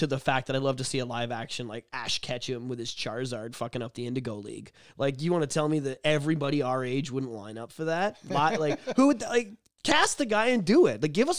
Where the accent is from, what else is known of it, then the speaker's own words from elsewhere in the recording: Oshawa, Ontario, Canada; I grew up in South Oshawa, and the Blockbuster was... six houses from our school.